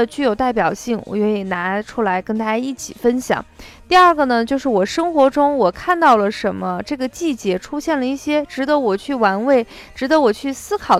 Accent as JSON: {"language": "Chinese", "region": "northern China", "country": "China", "said": "那么，对于麦饭，很多南方人可能不是很熟悉，但是作为北方人来说，嗯，几乎家家户户都有自己喜欢的麦饭品种。"}